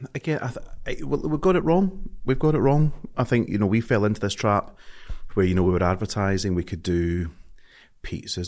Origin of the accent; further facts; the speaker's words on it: Scotland, United Kingdom; accent: Scottish; I'm too Scottish to, my, my accent's too strong